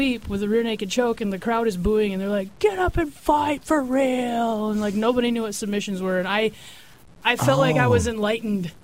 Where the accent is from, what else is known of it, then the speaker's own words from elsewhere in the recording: South Dakota, United States; I grew up in the Midwest, in South Dakota.